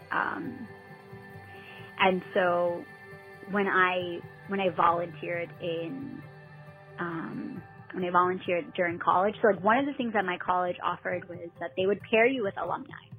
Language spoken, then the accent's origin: English; Herricks, New York, United States; growing up in Herrick, um, we were very very diverse